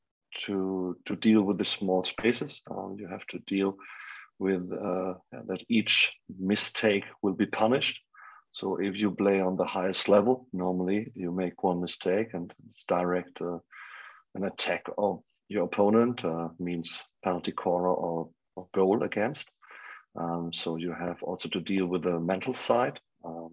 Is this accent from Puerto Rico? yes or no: no; Germany; English is a second language; my hometown and my homeland, Germany